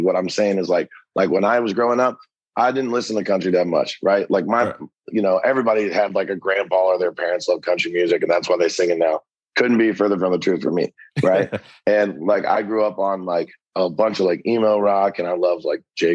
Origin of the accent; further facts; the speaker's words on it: a little town north of Cincinnati, Ohio, United States; moved away as an adult; also born or lived in Lexington, Kentucky; now in Nashville, United States; originally from this little town, like a little bit north of Cincinnati